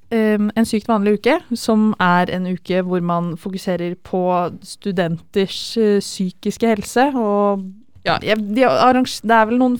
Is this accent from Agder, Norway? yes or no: no; Fredrikstad, Østfold, Norway; Jeg er også fra Fredrikstad.